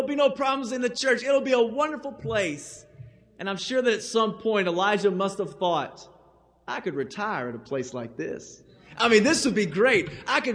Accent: Owenton, Kentucky, United States; I'm from Owenton, Kentucky, and there's not a whole lot in Owenton, Kentucky

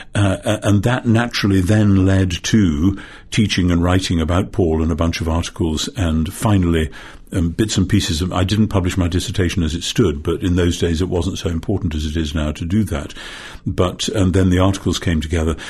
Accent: Northumberland, North East England, United Kingdom; I come from Northumberland, which is the most, uh, northeasterly of the English counties

